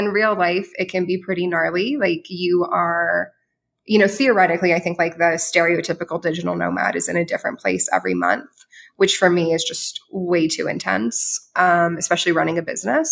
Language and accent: English; Orlando, Florida, United States; moved away as an adult; now in Mexico City, Mexico; I'm from Orlando